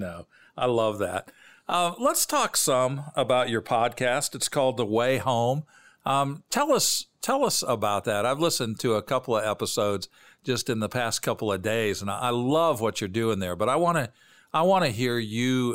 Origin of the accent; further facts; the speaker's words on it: Bloomington, Illinois, United States; I grew up in Bloomington, Normal, Illinois, halfway between Chicago and St. Louis.